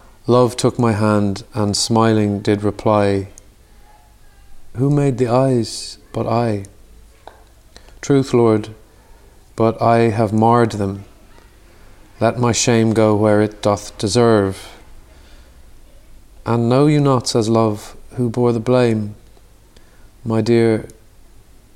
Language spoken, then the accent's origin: English; Dublin, Leinster, Ireland; We grew up in Dublin and it was very Catholic kind of upbringing